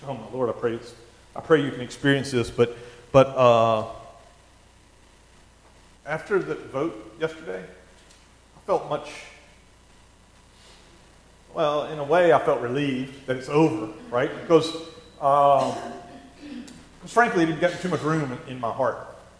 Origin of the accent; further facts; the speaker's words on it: Missouri, United States; I need more than just, I'm from Missouri, right?